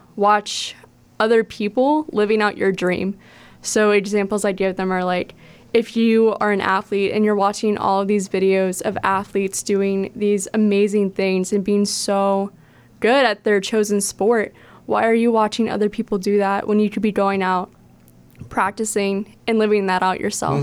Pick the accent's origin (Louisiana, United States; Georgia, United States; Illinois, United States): Louisiana, United States; Baton Rouge; also born or lived in Steubenville, Ohio; now in Cleveland, United States; I am originally from Baton Rouge, Louisiana